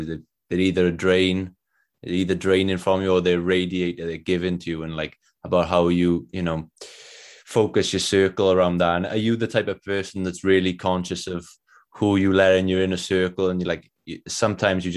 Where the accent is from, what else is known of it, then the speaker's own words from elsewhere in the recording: South Wales, United Kingdom; I'm from South Wales